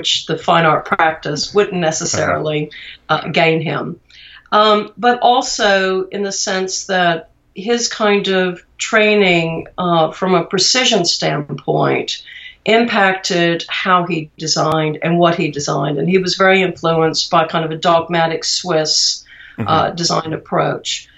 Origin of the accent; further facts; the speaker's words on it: Austin, Texas, United States; growing up in Austin